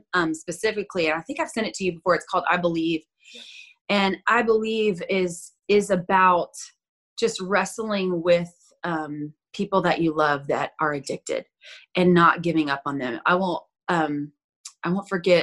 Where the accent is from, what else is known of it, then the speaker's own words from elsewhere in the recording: Florida Panhandle, United States; I'm originally from the Panhandle of Florida. So that's like deep South